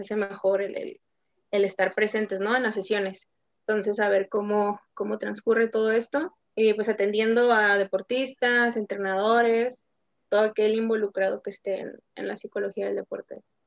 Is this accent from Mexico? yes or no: yes; Tijuana, Baja California, Mexico; also born or lived in Nuevo León; yo soy de Tijuana, soy de Tijuana, Baja California